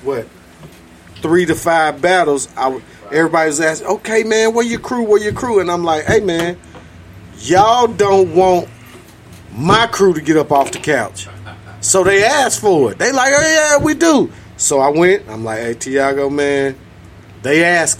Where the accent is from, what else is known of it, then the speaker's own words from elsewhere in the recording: St. Louis, Missouri, United States; I was born on North 25th and Salisbury